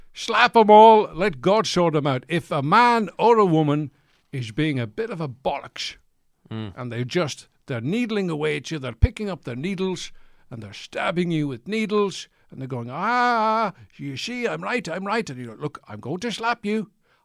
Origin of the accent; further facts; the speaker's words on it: Edinburgh, Scotland, United Kingdom; I'm from Edinburgh.